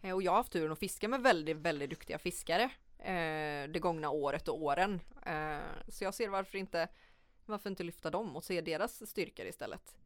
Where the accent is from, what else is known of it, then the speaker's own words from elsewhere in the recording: Sweden; som svensk eller vit